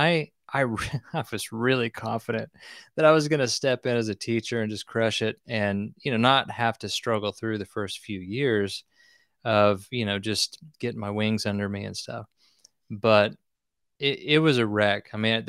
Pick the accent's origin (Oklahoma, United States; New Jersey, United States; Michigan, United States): Oklahoma, United States; Nowata; But I grew up in Nowata, you know, a small town, did all the things you might think that a kid in the 80s and 90s would do.